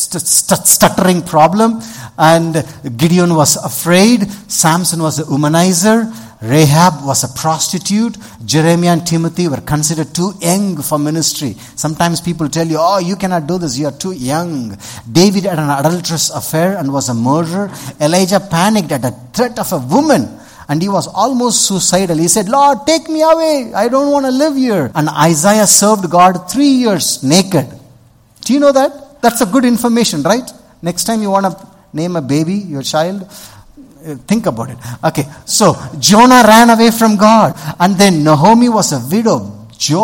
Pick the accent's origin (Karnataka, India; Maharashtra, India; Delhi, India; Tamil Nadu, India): Tamil Nadu, India; Vellore; I'm a Tamilian. I grew up in Vellur.